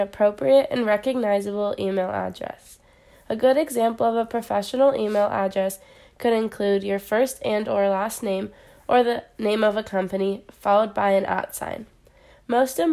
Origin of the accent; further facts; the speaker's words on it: San Diego, California, United States; I am originally from San Diego, California